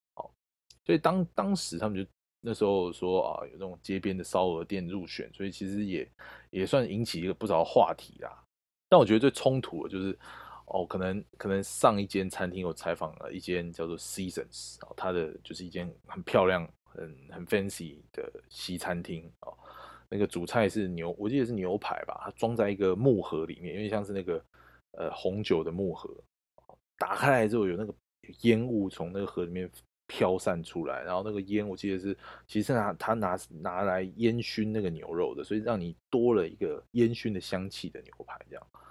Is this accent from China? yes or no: no; Taiwan; 我们台湾人